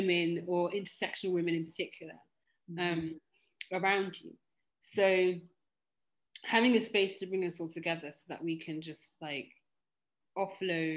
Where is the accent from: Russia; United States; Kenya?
Kenya; I'm also Kenyan